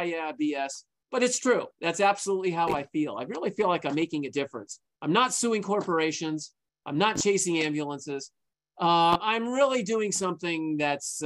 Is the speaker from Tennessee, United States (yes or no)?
no; Santa Monica, California, United States; I was born and raised in Santa Monica. I still live in Santa Monica